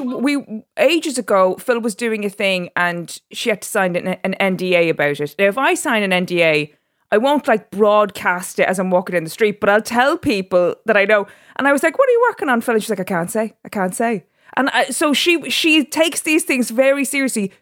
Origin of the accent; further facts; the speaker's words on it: Drogheda, Leinster, Ireland; moved away as an adult; also born or lived in Dubai; now in London, United Kingdom; I was born in Dubai, and then my parents separated and my mother and my sister and myself moved back to Drogheda. And so I was raised in Drogheda as an Irish person